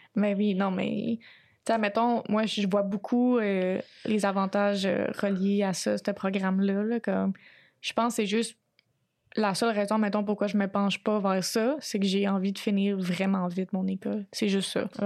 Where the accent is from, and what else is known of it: Quebec, Canada